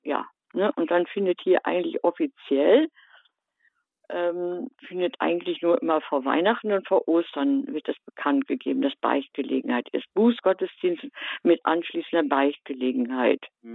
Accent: Germany; moved away; ich komme gebürtig aus dem Bistum Münster

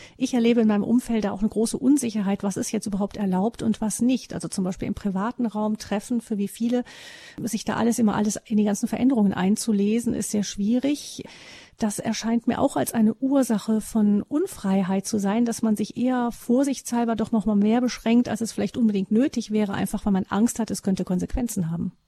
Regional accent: Germany; bei uns in Deutschland

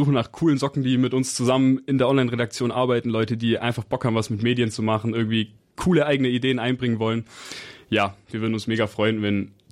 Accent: Berlin, Germany; born there; Ich komme ursprünglich aus Berlin, bin aber schon hier in der Nähe aufgewachsen

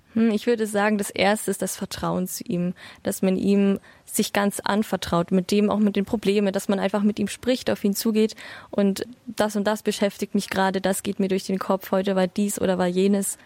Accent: Bavaria, Germany; Ich komme aus Bayern

